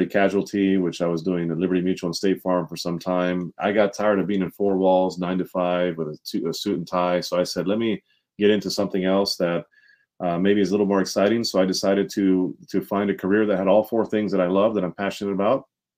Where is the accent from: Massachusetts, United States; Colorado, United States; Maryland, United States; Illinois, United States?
Maryland, United States; Montgomery County; also born or lived in Washington, D.C.; born in D.C., raised in Montgomery County, Maryland